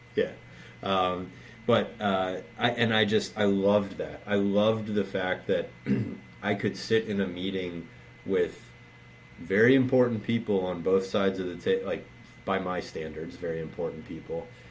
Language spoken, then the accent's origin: English; Baltimore, Maryland, United States; I, I grew up in Baltimore, and so given my age the only sport here growing up was Orioles baseball